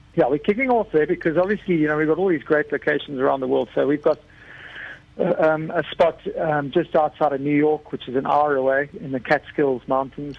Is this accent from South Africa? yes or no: yes; South Africa; I'm South African